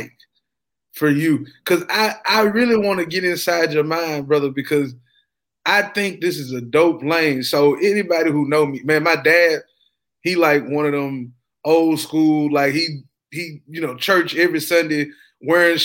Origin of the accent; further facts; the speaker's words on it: Ripley, Tennessee, United States; I'm from Ripley, Tennessee